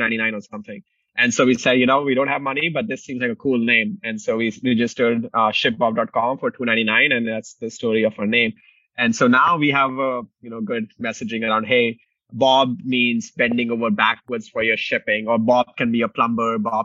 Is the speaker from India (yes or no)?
yes; Delhi, India; moved away as an adult; also born or lived in Indiana, United States; now in Chicago, United States; I grew up in Delhi, India, came to the US in 2007 to pursue engineering